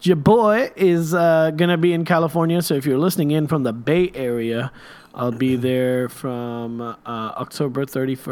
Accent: Kuwait; now in United States; when I was growing up in Kuwait

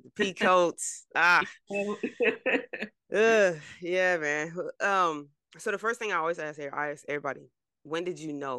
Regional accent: New Jersey, United States; moved away; I'm from Jersey. I don't live in Jersey right now

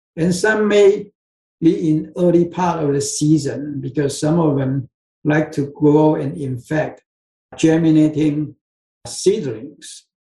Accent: Taiwan; moved away; I came from Taiwan yeah, in Asia, so so I pretty much drink soy sauce grow up.

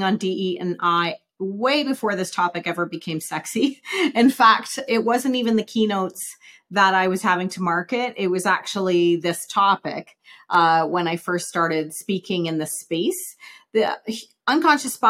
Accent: Saskatoon, Saskatchewan, Canada; moved away as an adult; now in Calgary, Canada; I grew up in Saskatoon, Saskatchewan, and moved to Calgary in 94

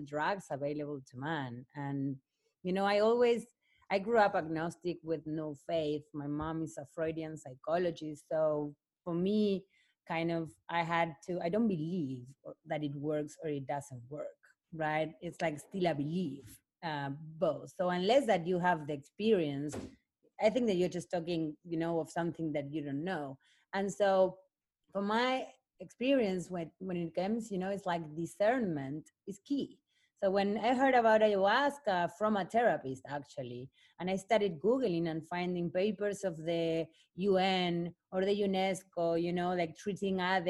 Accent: Argentina; also born or lived in Africa / Barcelona; now in Venice Beach, United States; I'm Argentinian. Like, I'm from the end of the world.

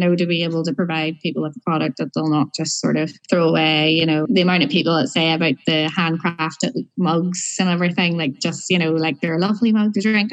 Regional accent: Larne, Northern Ireland, United Kingdom; on my way home to Larne. I'm originally from Larne

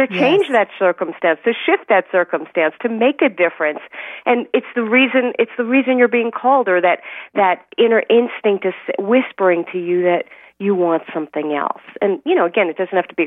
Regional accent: New York City, New York, United States; born or raised there

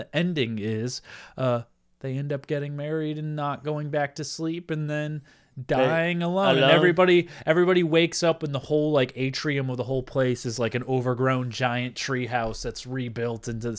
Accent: Manchester, North West England, United Kingdom; Hey, I'm from Manchester.

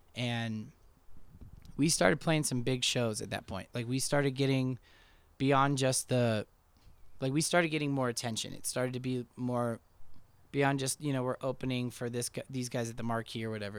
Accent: Denver, Colorado, United States; also born or lived in Missoula, Montana; Denver's always been my hometown.

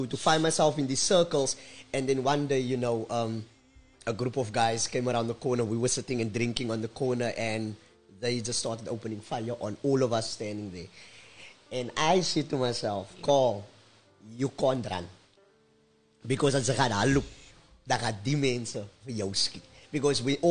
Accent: Cape Town, Western Cape, South Africa; I moved back to Menenburg

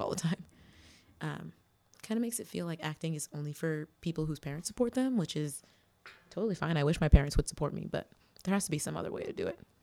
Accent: New Bedford, Massachusetts, United States; In New Bedford, Massachusetts.

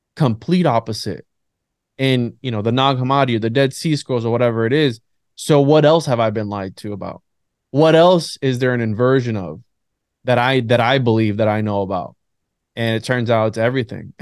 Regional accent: Florida, United States; also born or lived in Bayamón, Puerto Rico; I was there till about seven or eight years old, then I came over to Florida

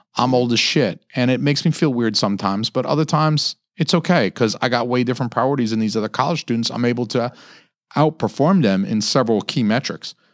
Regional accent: Atlanta, Georgia, United States; moved away; I'm from, I'm from Atlanta too. Like, you know, I lived thirty years in the South

